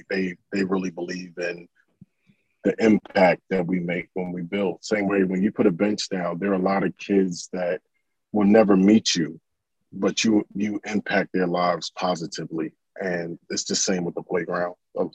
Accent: Orlando, Florida, United States; We're originally from Orlando, Florida

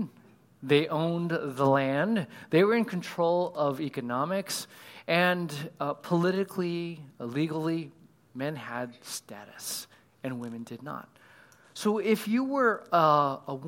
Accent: California, United States; I was raised in California.

